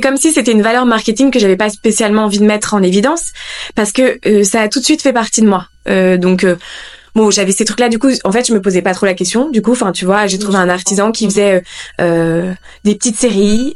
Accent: Lille, Hauts-de-France, France; moved away as an adult; also born or lived in Paris; je suis originaire de Lille

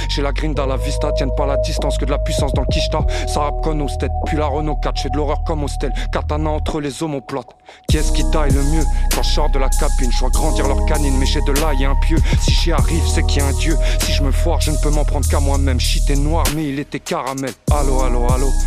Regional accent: Seine-Saint-Denis, Île-de-France, France; je viens pas de Paris, je viens du 93.

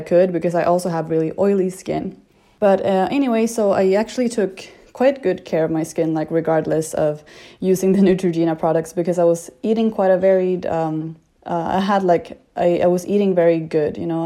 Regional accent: Sweden; moved away; I am from Sweden and I'm 26 years old

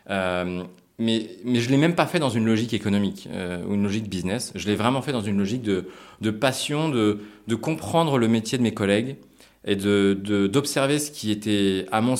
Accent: Japan; also born or lived in United States; Moi, j'ai grandi beaucoup à l'étranger. Je suis né aux États-Unis, j'ai grandi au Japon aussi, et je voulais aussi retrouver un côté international.

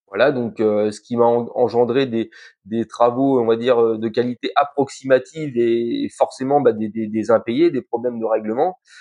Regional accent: Calvados, Normandy, France; chez nous, dans le Calvados

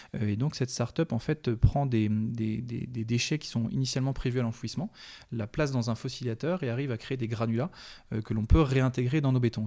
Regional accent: Landivisiau, Brittany, France; also born or lived in Brest; j'ai vécu pendant 18 ans à l'Andivisio

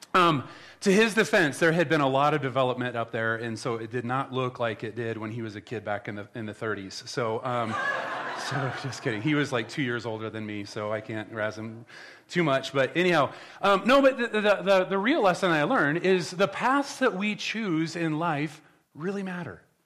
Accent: Nebraska, United States; moved away; I'm from Nebraska

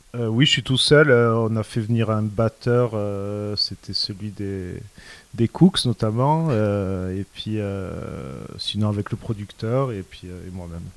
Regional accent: Sète, Occitania, France; moved away as an adult; now in Paris, France; je suis originaire de, de Sète, dans le sud de la France

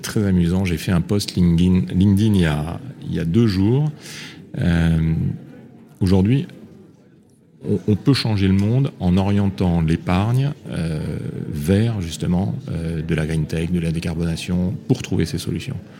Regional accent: Réunion; je suis né à La Réunion

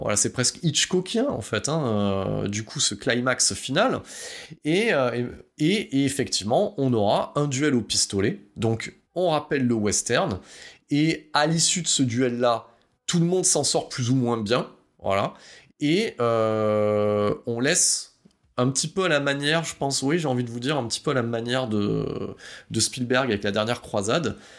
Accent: France; on est français

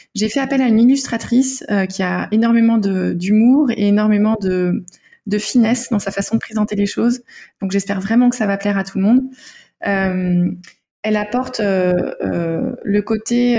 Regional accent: Denmark; moved away; je viens du Danemark

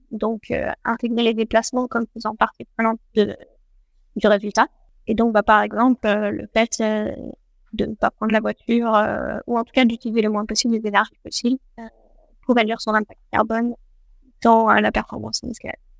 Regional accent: France; chez nous, en France

